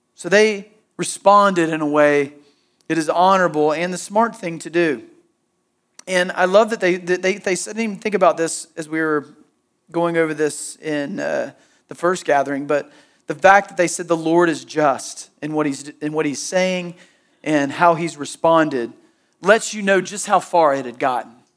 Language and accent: English; Southeast, United States; growing up in the Southeast and going to church growing up